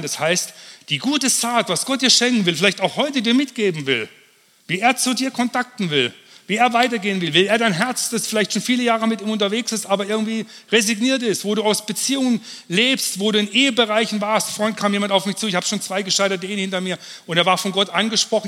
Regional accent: Kempten, Bavaria, Germany; In Kempten, wo ich herkomme

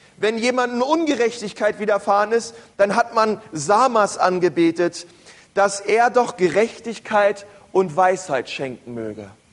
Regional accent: Berlin, Germany; Aber ich bin ein Stadtkind, groß geworden in Berlin

